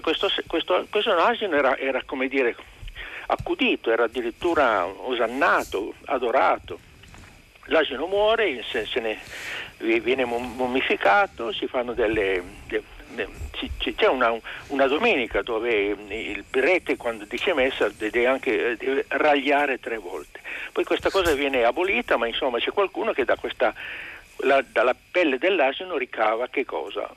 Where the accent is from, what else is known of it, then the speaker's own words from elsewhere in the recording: Turin, Piedmont, Italy; also born or lived in Asti; io sono torinese, sono artigiano, ma in realtà sono tor-, torinese. Quindi la mentalità piemontese